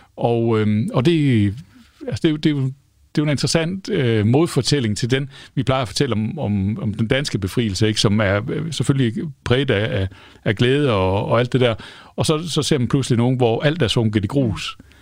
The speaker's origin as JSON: {"language": "Danish", "country": "Denmark", "said": "som danskere"}